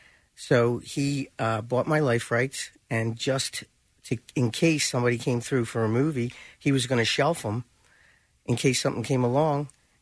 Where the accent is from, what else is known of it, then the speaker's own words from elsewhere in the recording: Delaware County, Pennsylvania, United States; I grew up in Delaware County.